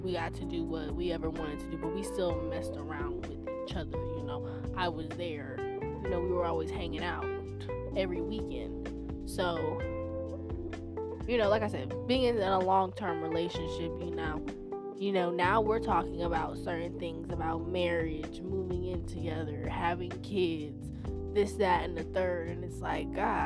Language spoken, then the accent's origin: English; the South, United States; I was raised in the South